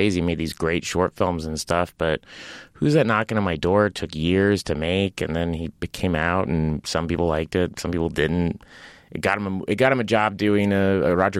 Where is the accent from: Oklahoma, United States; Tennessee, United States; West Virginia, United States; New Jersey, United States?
Oklahoma, United States; Tulsa; moved away as an adult; now in Los Angeles, United States; I grew up in Tulsa, Oklahoma.